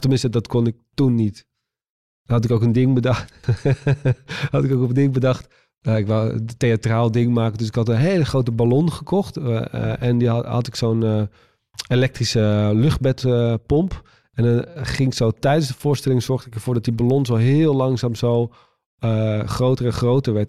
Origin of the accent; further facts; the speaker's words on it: Waddinxveen, South Holland, Netherlands; moved away; toen woonde ik nog in Waddingsveen, eh, waar ik vandaan kom